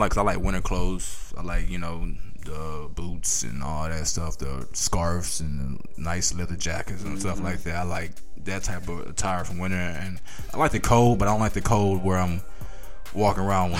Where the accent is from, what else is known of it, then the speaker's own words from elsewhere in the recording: Texas, United States; also born or lived in Colorado; I'm from Texas.